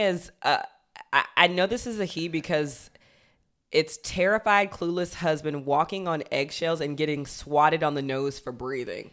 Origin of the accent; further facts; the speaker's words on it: Georgia, United States; I'm from Georgia